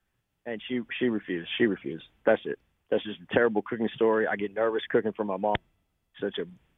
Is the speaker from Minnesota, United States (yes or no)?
no; Buffalo, New York, United States; now in St. Petersburg, United States; I'm from Buffalo, New York